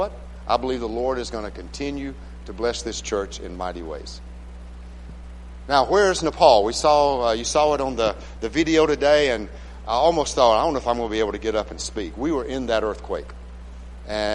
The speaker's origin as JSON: {"language": "English", "town": "Phenix City", "region": "Alabama", "country": "United States", "also_born_or_lived": "Malawi / South Africa / Alaska", "moved": "as an adult", "said": "I'm from Phoenix City"}